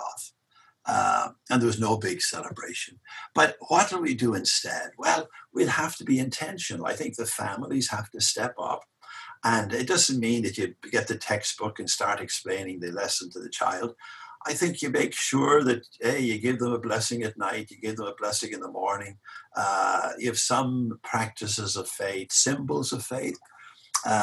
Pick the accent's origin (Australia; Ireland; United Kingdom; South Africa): Ireland; now in Boston, United States; I'm an Irishman